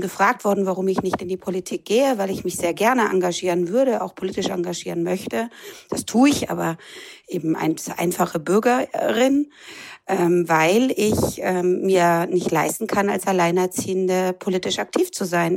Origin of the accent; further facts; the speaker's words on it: Würzburg, Bavaria, Germany; hier in meiner Heimatstadt